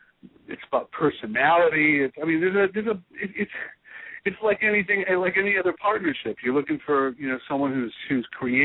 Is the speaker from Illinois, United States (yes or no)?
yes; Chicago, Illinois, United States; I am from Chicago.